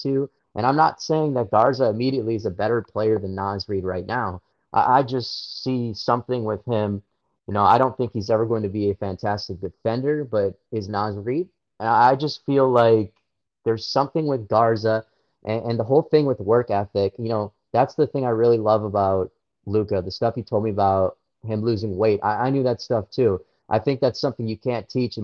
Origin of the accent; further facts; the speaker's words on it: Minnesota, United States; growing up in Minnesota